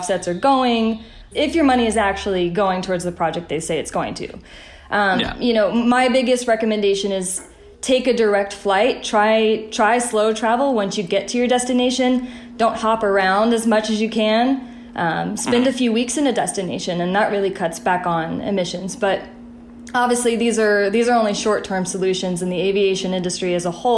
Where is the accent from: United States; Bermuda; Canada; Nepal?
United States; the South; I grew up in the South, where the motto, leave a place better than you found it, is really instilled in you